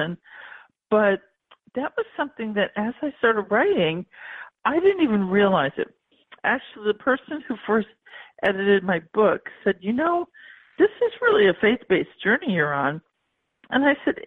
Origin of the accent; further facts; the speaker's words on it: Buffalo, New York, United States; I'm from Western New York. In Buffalo area